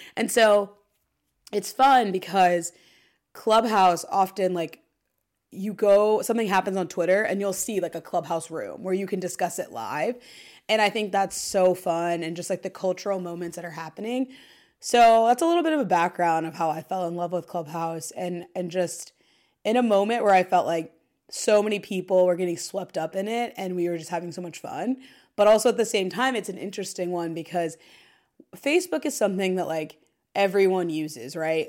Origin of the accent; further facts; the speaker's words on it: Dayton, Ohio, United States; moved away as an adult; now in New York City, United States; I'm also from Dayton, Ohio